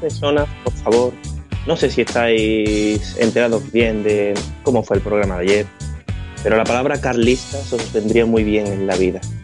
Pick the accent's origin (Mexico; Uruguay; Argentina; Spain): Spain; Seville, Andalusia; soy de Sevilla